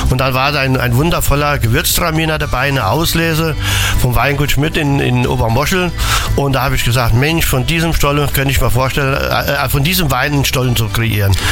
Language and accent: German; Mittelreidenbach, Rhineland-Palatinate, Germany; Also Mittelreidenbach ist meine Boah. Äh, äh, Heimat, wo ich geboren bin.